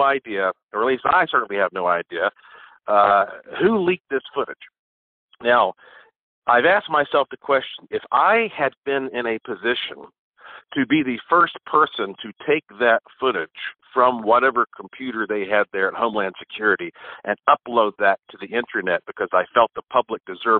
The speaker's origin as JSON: {"language": "English", "town": "Asheville", "region": "North Carolina", "country": "United States", "tie": "born or raised there", "said": "I was born right here in Asheville, North Carolina. So were my parents and grandparents"}